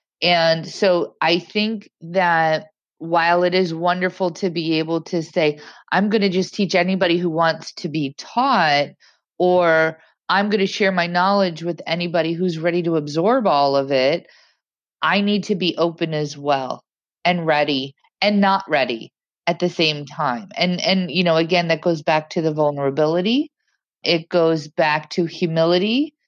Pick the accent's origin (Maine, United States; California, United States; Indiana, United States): Indiana, United States; also born or lived in Massachusetts / London; now in New York, United States; I'm from Indiana. I moved to New York. I moved to Massachusetts. I moved back to New York. I lived in London. I moved back to New York.